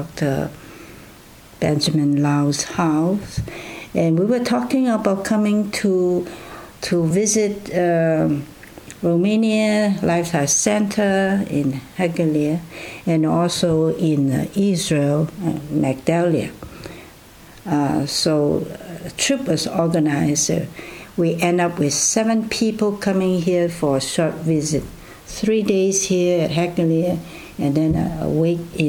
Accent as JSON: {"language": "English", "country": "China", "tie": "born or raised there", "also_born_or_lived": "Loma Linda, United States / Vancouver, Canada", "moved": "yes", "lives_now": "Canada", "said": "If you are asking me where I was born, then it was in China"}